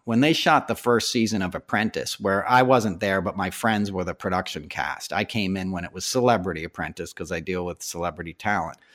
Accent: Westchester, New York, United States; I grew up in New York in the eighties, in Westchester, outside of the city.

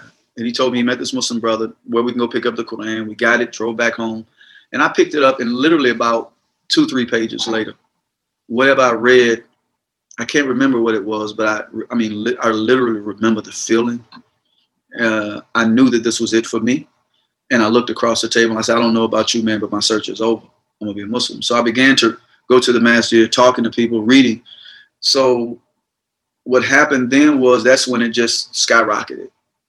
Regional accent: the South, United States; growing up in the South, you're conditioned.

